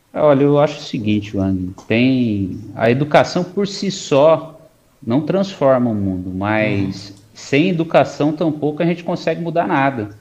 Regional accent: Mogi das Cruzes, São Paulo, Brazil; also born or lived in Poá; eu nasci em Mogi, passei hum. boa parte da minha vida lá

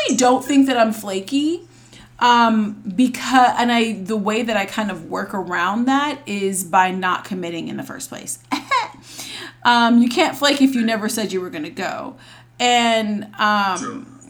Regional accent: Charlotte, North Carolina, United States; I live in Charlotte currently, and I'm from Charlotte.

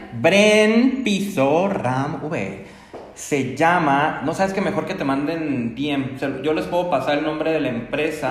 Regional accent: Mexico; nuestra cultura como mexicanos

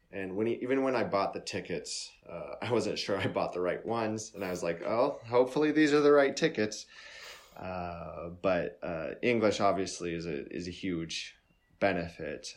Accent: United States; I'm an American

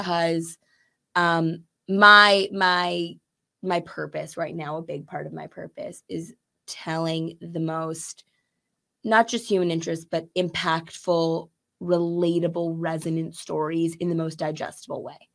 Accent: Chicago, Illinois, United States; I'm from Chicago proper

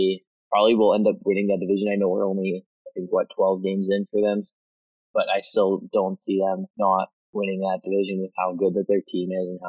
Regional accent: Nova Scotia, Canada; me growing up in Nova Scotia as an Oilers fan

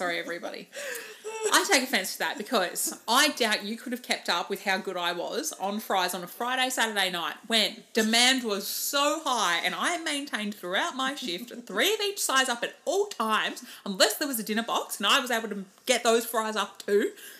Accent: United Kingdom; I'm Brit and I'm in the drive-thru.

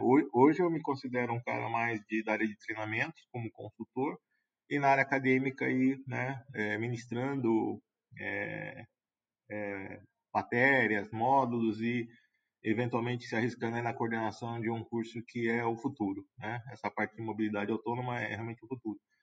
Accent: Brazil; a gente espera como brasileiro

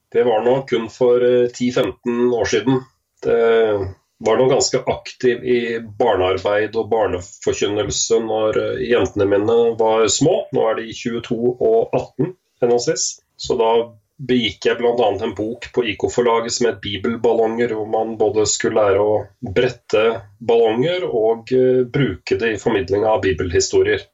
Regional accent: Askim, Østfold, Norway; Født og oppvokst i Askim

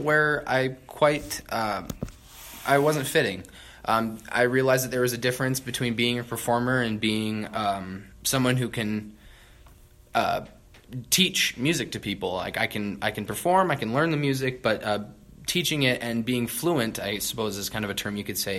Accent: Garner, Iowa, United States; I'm from Garner, Iowa, which is 20 miles down Highway 69

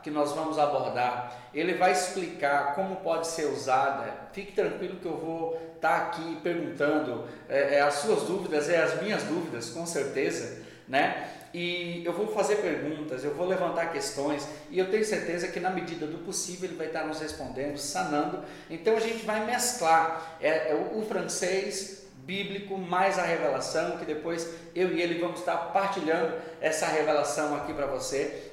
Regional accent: Brazil; eu sou brasileiro

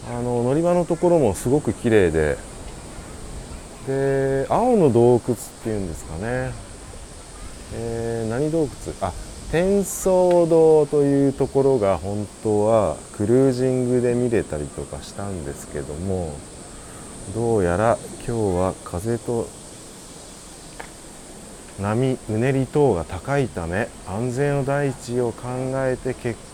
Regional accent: Kagawa, Japan; と道民代表…

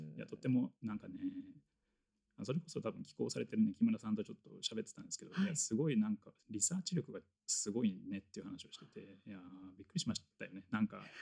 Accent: Tokyo, Japan; 僕高校が、まあ、東京の出身

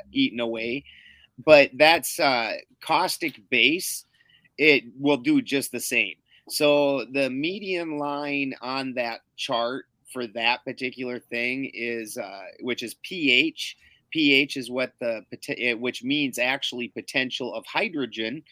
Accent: Canada; moved away; I'm from Canada's taint, you know. So my accent, my accent's almost the same as yours

